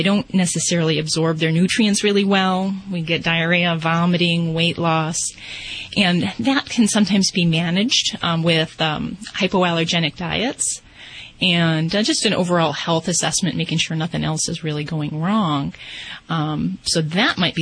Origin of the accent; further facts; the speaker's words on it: Las Vegas, Nevada, United States; I'm from Vegas